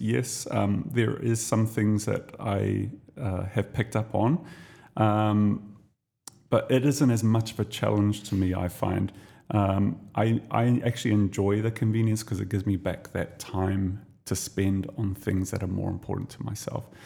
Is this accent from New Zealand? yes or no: yes; New Zealand; now in Dubai, United Arab Emirates; I'm Kiwi